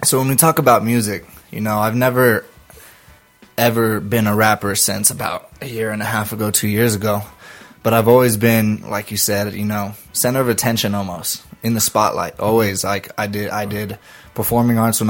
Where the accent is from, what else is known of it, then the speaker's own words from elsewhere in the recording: New Mexico, United States; We grew up in New Mexico